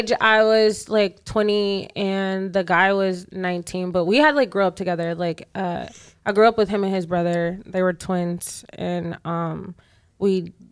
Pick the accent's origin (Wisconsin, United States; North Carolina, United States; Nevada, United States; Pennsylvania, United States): North Carolina, United States; Charlotte; I'm from here. I'm from Charlotte.